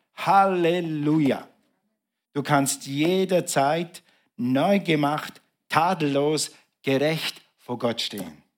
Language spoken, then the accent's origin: German; Switzerland; bei uns in der Schweiz macht man ja Striche so